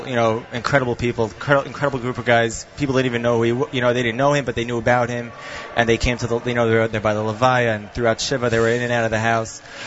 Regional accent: Brooklyn, New York, United States; now in Far Rockaway, United States; Originally from Brooklyn, now living in Far Rockaway.

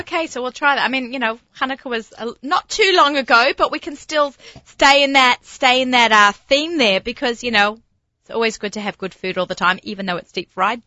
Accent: Australia; accent: Australian; my Australian accent

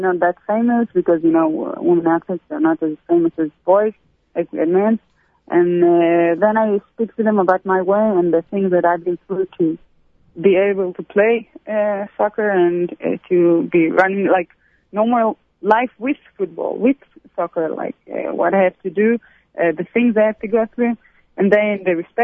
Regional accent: Israel; also born or lived in Brussels, Belgium; I grew up in Ancelia

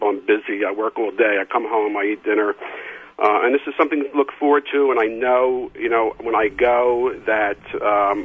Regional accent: Philadelphia, Pennsylvania, United States; I grew up in Philadelphia.

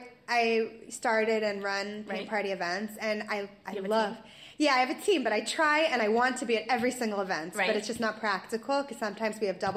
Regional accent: Florida, United States; moved away as an adult; also born or lived in Ramat Beit Shemesh; now in Rehovot, Israel; I'm from Florida.

